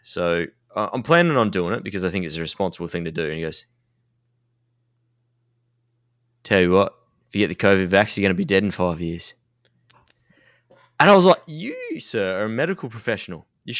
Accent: Australia

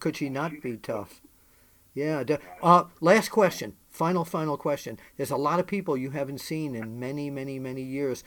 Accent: New York, United States; growing up in New York

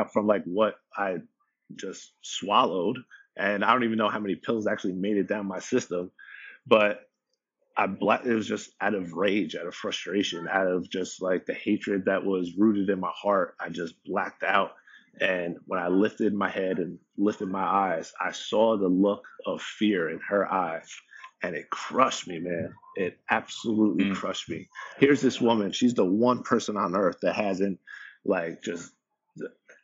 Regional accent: Jefferson Township, New Jersey, United States; the house that I grew up in Jefferson Township, New Jersey, this lake community

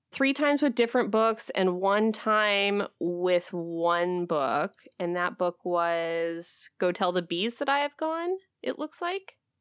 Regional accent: Midwest, United States; now in Alaska, United States; I'm from the Midwest

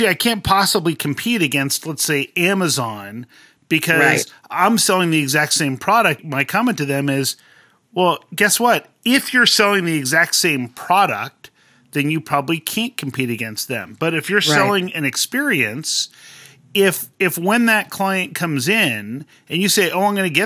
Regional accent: Southern California, United States; I grew up in Southern California

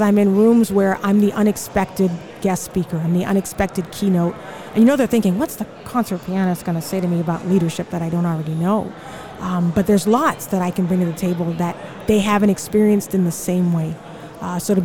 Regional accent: Charleston, South Carolina, United States; moved away; also born or lived in Houston; I'm originally from Charleston, South Carolina

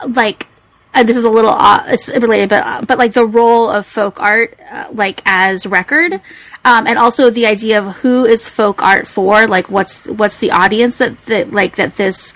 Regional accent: Hawaii, United States; I'm from Hawaii

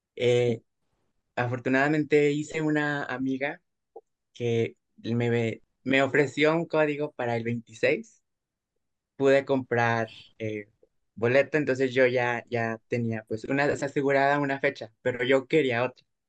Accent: Durango, Mexico; nosotros somos de Durango, entonces sí implicaba pues un transporte muy largo, porque pues sí estamos muy lejos de la Ciudad de México

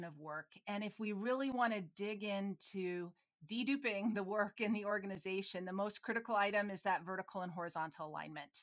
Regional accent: Minnesota, United States; I'm from Minnesota

